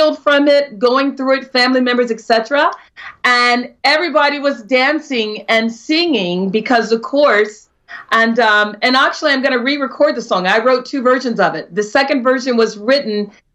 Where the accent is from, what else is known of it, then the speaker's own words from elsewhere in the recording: Maryland, United States; I'm originally from Maryland, but my other family, or my extended family, sister family, everybody in North Carolina